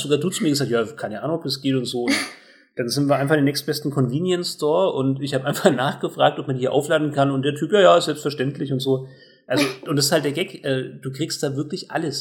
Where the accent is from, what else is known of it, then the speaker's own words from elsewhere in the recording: Germany; als Deutscher